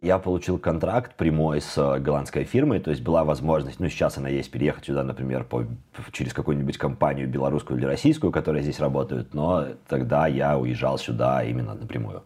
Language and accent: Russian; Minsk, Belarus; moved away as an adult; now in Amsterdam, Netherlands; я родился в Беларуси, сейчас я нахожусь в Амстердаме, и я переехала сюда из Минска в начале 2015 года.